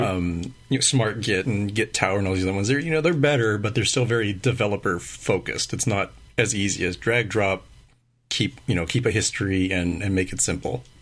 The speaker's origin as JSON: {"language": "English", "country": "United States", "accent": "American English", "first_language": "English", "said": "my native language is American English"}